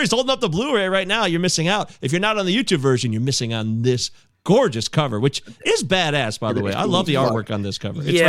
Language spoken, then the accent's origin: English; Michigan, United States; also born or lived in Livonia, Michigan; Did you know we're Michiganders? Oh, yeah. I live in Livonia.